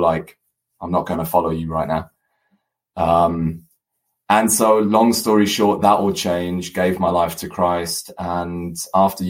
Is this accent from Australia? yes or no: no; Germany; moved away as an adult; also born or lived in United Kingdom / South Africa; half German, half English, born and raised in Germany, studied in the UK, studied a business degree, and then moved halfway across the world, lived in South Africa for 6 years, and then came back to Germany.